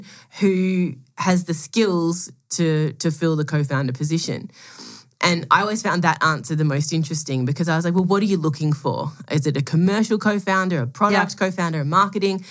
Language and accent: English; Melbourne, Victoria, Australia; moved away as an adult; I'm Australian. I was born, grew up in Melbourne